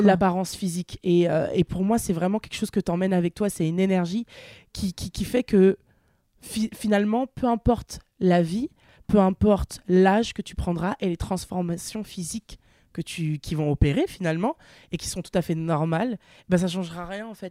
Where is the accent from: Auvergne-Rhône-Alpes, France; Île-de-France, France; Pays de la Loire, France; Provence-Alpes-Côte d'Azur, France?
Pays de la Loire, France; Nantes; moved away as an adult; now in Paris, France; je viens de Nantes, donc une petite ville